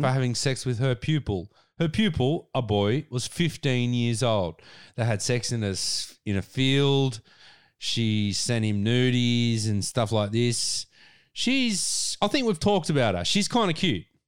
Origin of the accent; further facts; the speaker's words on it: Australia; we are all Australian people